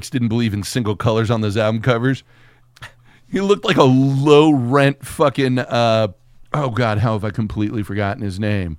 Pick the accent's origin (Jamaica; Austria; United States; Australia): Austria; I'm from Austria.